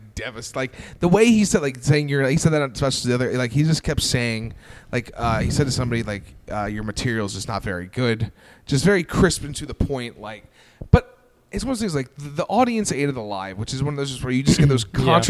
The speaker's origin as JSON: {"language": "English", "town": "Peekskill", "region": "New York", "country": "United States", "said": "I'm from Peekskill, New York and Westchester."}